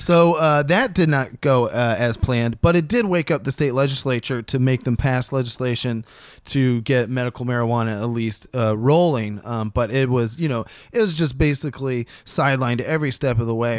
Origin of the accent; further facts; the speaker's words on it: Columbus, Ohio, United States; Columbus, Ohio, my hometown